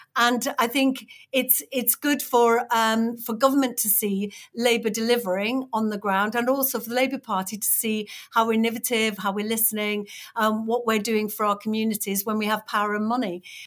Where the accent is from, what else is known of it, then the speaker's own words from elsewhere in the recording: Batley, Yorkshire and the Humber, United Kingdom; it's my hometown. She was standing in my hometown